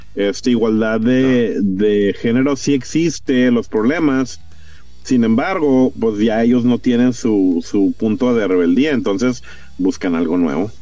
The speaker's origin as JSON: {"language": "Spanish", "country": "United States", "said": "Yo tengo mi, yo tengo mi descendencia mexicana, pero yo soy gringo."}